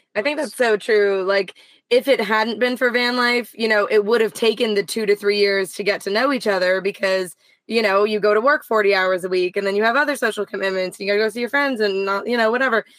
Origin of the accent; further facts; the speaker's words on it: Canada; I'm Canadian